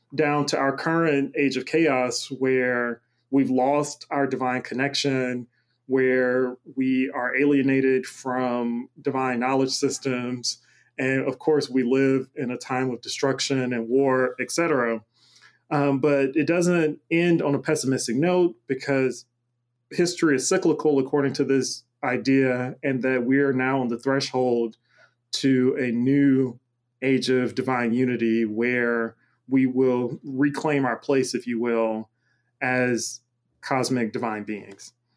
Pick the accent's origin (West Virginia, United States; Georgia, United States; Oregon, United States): Georgia, United States; Macon; now in Pittsburgh, United States; I'm originally from Macon, Georgia